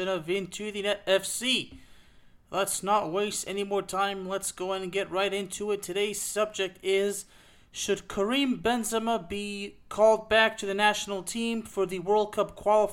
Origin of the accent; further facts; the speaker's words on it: Lyon, Auvergne-Rhône-Alpes, France; the same city where I was born.